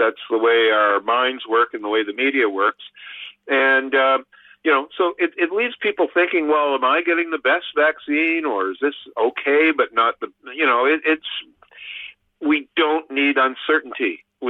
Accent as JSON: {"language": "English", "country": "Canada", "said": "this is not breaking my heart as a Canadian"}